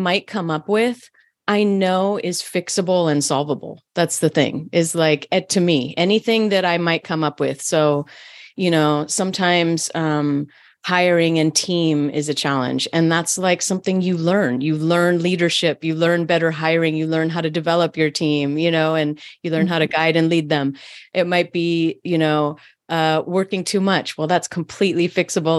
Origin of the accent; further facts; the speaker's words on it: Berkeley, California, United States; I grew up in Berkeley, California.